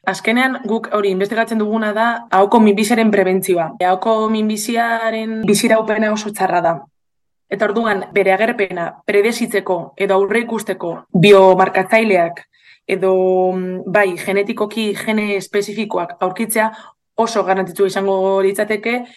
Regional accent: Bilbao, Basque Country, Spain; bilon jaio nintzen

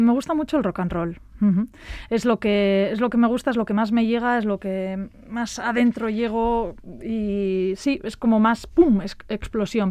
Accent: Falces, Navarre, Spain; mi pueblo, en Navarra, en Falces

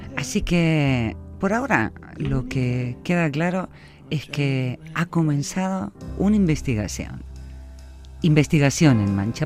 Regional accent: Argentina; now in Basque Country, Spain; Yo soy una argentina en Euskadi

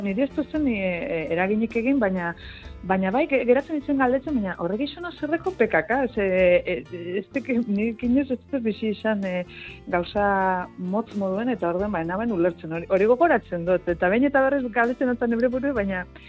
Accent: Gernika, Basque Country, Spain; txikitan hemen gerniken

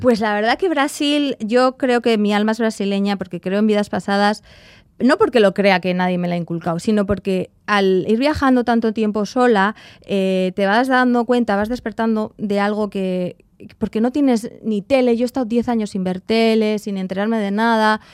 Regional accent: Sopelana, Basque Country, Spain; moved away as an adult; also born or lived in Rio de Janeiro, Brazil / Mexico / London, United Kingdom; me voy para mi pueblo

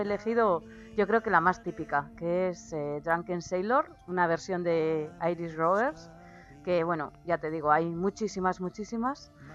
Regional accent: Basque Country, Spain

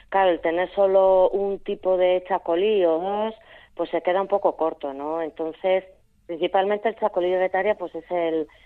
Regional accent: San Sebastián, Basque Country, Spain; yo soy de Donosti, con lo cual San Sebastián también está en mi corazón

